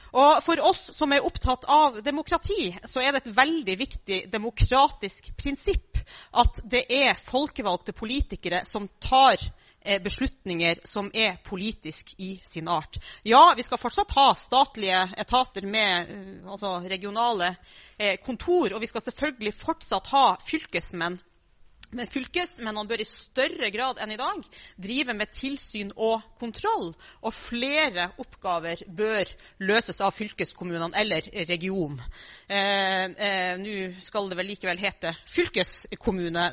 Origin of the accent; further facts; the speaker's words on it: Finnmark, Norway; Jeg er jo da fra Finnmark